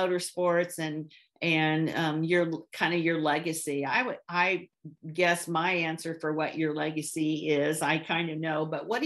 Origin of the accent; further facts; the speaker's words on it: West Central Illinois, United States; I grew up in West Central Illinois